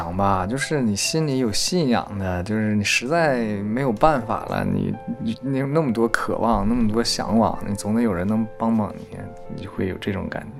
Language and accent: Chinese; Heilongjiang, China; 我小时候在黑龙江是不可能够遇到这种情况，